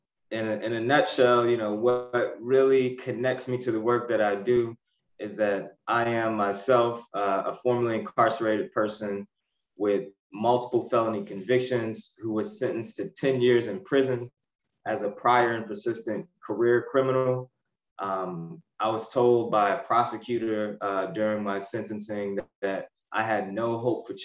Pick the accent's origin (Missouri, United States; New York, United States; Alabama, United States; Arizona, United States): Missouri, United States; Ferguson; I grew up in the Ferguson, Missouri area